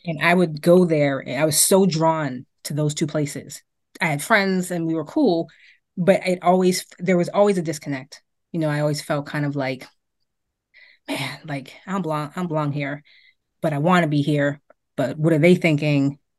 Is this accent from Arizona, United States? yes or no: no; Boston, Massachusetts, United States; also born or lived in Amarillo, Texas; I grew up in Beacon Hill